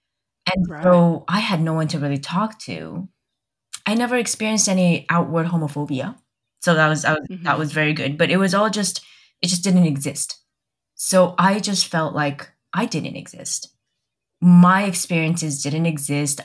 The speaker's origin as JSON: {"language": "English", "country": "United States", "tie": "born or raised there", "also_born_or_lived": "Taiwan", "said": "I was born in Taiwan and I moved to America when I was 2"}